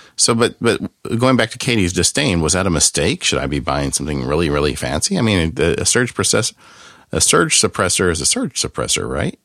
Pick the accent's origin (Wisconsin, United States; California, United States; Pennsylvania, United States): California, United States; Southern; I grew up in Southern California